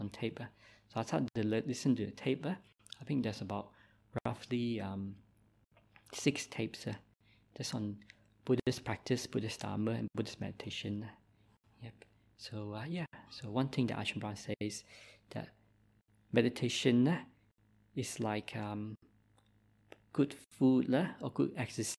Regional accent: Christmas Island; accent: Malaysian; English is a second language; moved away as an adult; also born or lived in Malaysia / Perth, Australia; now in Victoria, Australia; I also grew up on the mines on Christmas Island, so I was a Christmas Islander.

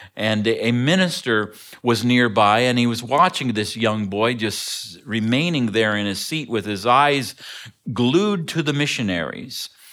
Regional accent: Ontario, Canada; moved away; I grew up in Ontario, Canada

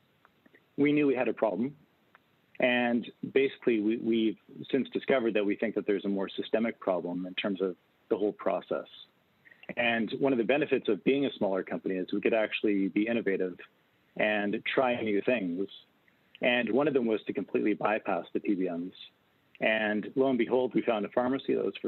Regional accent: Canada; also born or lived in Winnipeg, Canada; as a Canadian

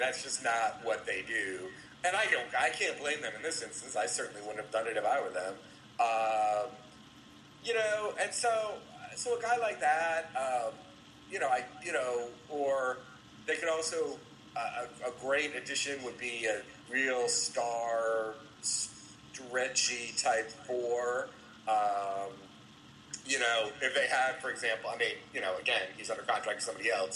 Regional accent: Oxford, Ohio, United States; moved away; also born or lived in Cincinnati, Ohio; I grew up in Oxford

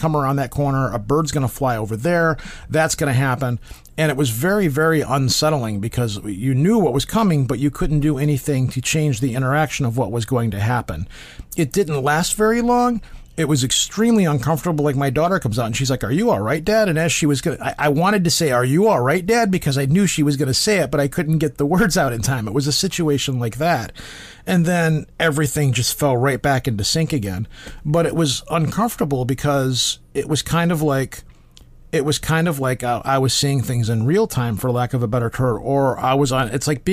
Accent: United States; I'm American

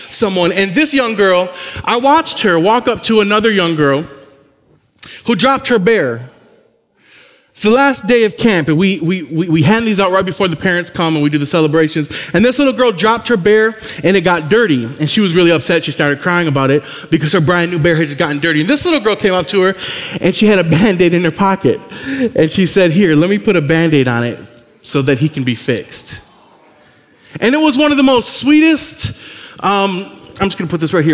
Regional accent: Michigan, United States; moved away; I'm from Michigan, though. I was born there on the east side of the state, north of Detroit and Saginaw

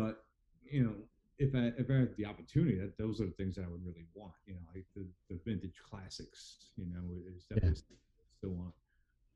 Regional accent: New York City, New York, United States; now in Wall Township, United States; I'm from Queens

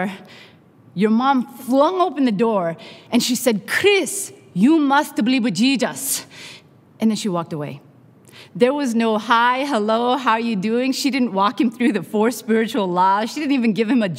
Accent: Canada; now in Long Beach, United States; I am Canadian by birth, Korean by heritage, Mexican by marriage, and American by immigration

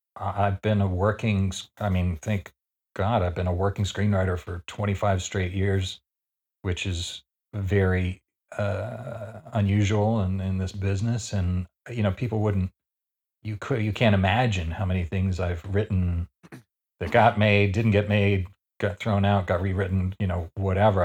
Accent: Canada; I shouldn't say this as a Canadian

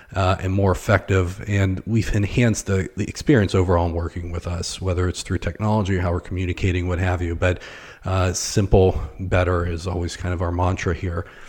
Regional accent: Pittsburgh, Pennsylvania, United States; moved away as an adult; also born or lived in Northeast Ohio; now in Akron, United States; I was born and raised near Pittsburgh. I was actually, uh, on the north side of town

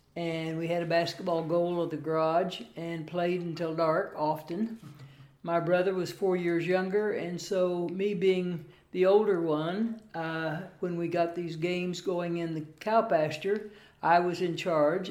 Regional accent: Lebanon, Missouri, United States; My hometown of Lebanon, Missouri, has 15,000 friendly folks

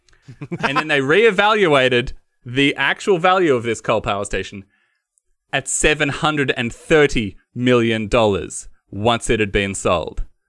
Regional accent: Western Victoria, Australia; I come from Western Victoria, so there's no fruit

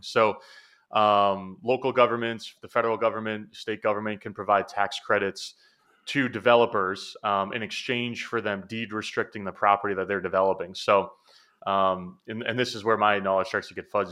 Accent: New Hampshire, United States; moved away as an adult; now in Boston, United States; I'm from New Hampshire, you know, which is about an hour north of Boston. That's where I grew up

